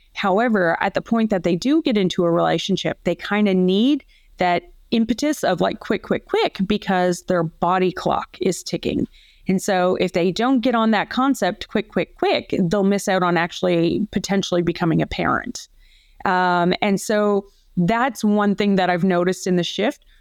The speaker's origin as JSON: {"language": "English", "country": "Canada", "moved": "as an adult", "lives_now": "Australia", "said": "I am originally a Canadian who came over to Australia about twenty-one years ago"}